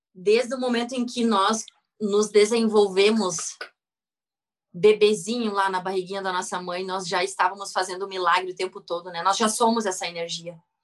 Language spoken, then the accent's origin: Portuguese; Rio Grande do Sul, Brazil; eu sou gaúcha, nascida no Rio Grande do Sul